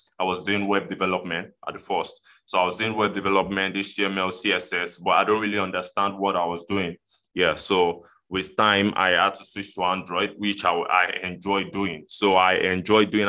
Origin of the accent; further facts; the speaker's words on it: Lagos, Nigeria; from Lagos, Nigeria in Africa